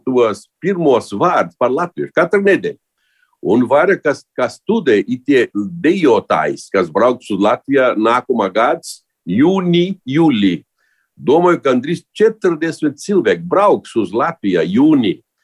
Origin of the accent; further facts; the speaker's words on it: Brazil; Es esmu dzimtēta, es esmu braziliets.